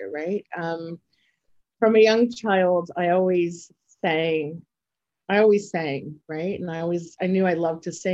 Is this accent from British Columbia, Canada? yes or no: no; Toronto, Ontario, Canada; I'm from Toronto, Canada